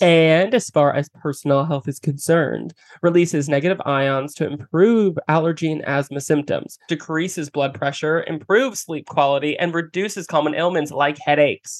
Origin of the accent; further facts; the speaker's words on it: Philadelphia, Pennsylvania, United States; I'm from Philly